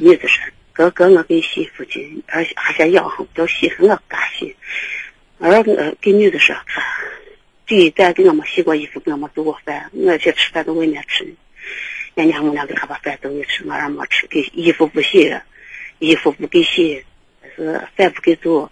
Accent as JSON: {"language": "Chinese", "town": "Baoji", "region": "Shaanxi", "country": "China", "said": "我们是来自报警农村的"}